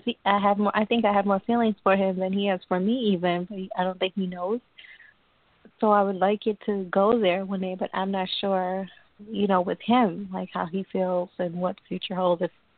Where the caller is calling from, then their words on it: Long Island, New York, United States; From New York, from Long Island, New York.